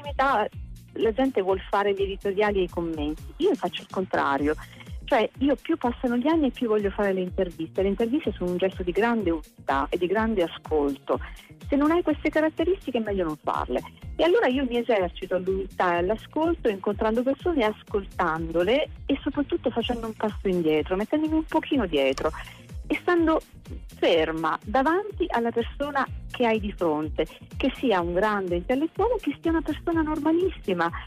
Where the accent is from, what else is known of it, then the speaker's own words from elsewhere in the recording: Valle San Giovanni, Abruzzo, Italy; also born or lived in Rome; now in Milan, Italy; ma sono abruzzese, io sono nata a Valle San Giovanni che è un paesino dell'entroterra teramano di quasi 100 persone